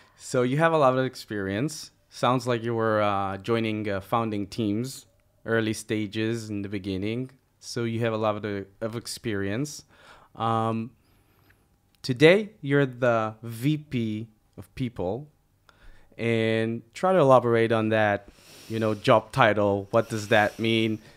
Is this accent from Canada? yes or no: no; Israel; We are two entrepreneurs from Israel